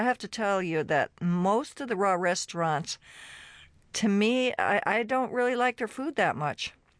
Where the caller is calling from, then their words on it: California, United States; I am calling in from California.